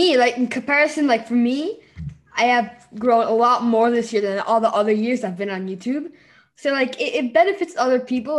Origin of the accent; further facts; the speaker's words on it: Mexico; I'm from Mexico.